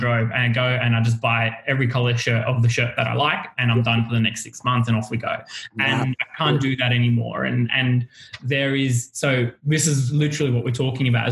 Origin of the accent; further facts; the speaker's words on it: Australia; also born or lived in Lebanon; I was born here